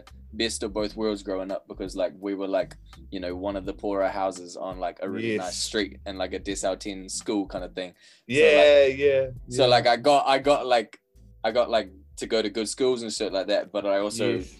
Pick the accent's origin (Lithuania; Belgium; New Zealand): New Zealand; Wellington; Brooklyn. Yeah. Brooklyn, Wellington.